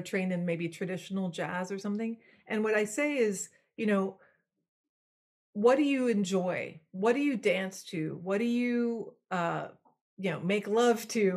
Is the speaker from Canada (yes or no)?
no; Belgium; first language French; English is a second language; moved away; I was born in Belgium. My first language was French